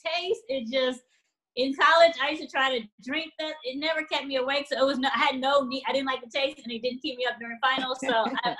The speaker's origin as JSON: {"language": "English", "town": "Los Angeles", "region": "California", "country": "United States", "tie": "born or raised there", "also_born_or_lived": "Washington, D.C. / DMV area", "said": "at seven, my mom and I moved all the way to Los Angeles, and I have been in L.A. ever since"}